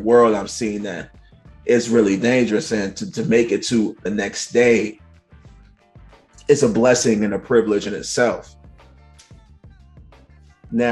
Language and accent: English; New York City, New York, United States; I grew up in Bed-Stuy